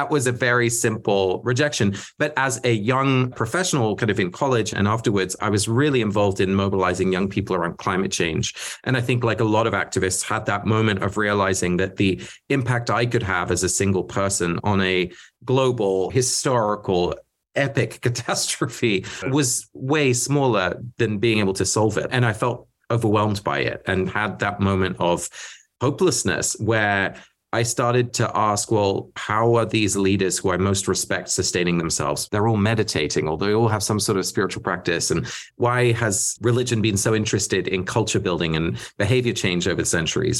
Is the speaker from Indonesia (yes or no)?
no; England, United Kingdom; first language Dutch; English is a second language; I grew up in England. My parents are both Dutch. So I was a Dutch-speaking little kid in England